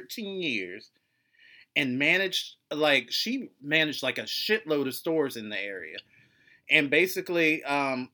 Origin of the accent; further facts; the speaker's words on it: West Virginia, United States; I am from West Virginia